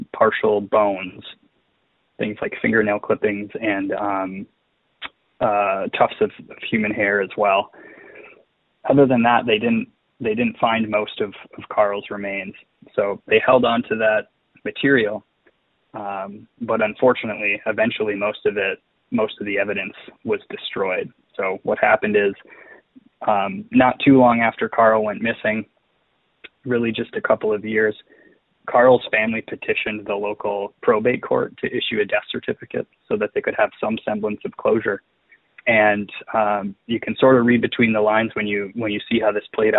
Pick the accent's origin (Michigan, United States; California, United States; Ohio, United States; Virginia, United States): Michigan, United States; Lake Linden; I grew up in Lake Linden, Michigan, which is very close to the Calumet area